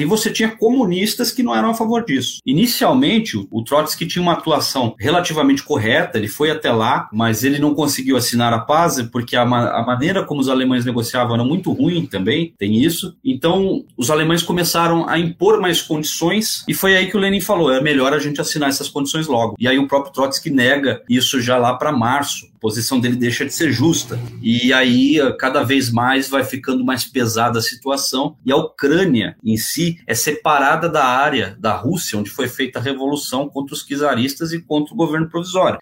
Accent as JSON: {"language": "Portuguese", "region": "São Paulo", "country": "Brazil", "tie": "born or raised there", "said": "eu vim da periferia aqui de São Paulo, aquela realidade difícil"}